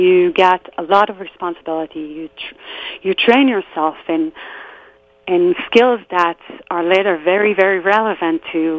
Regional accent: just outside of Tel Aviv, Tel Aviv District, Israel; I grew up in Israel in a small neighborhood just outside of Tel Aviv, a place where everyone knew everyone, and I grew up with people who are still my best friends till this very day.

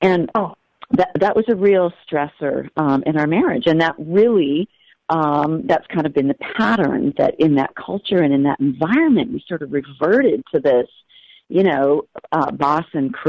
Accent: New Hampshire, United States; moved away as an adult; also born or lived in Ohio; now in Alaska, United States; I grew up in New Hampshire

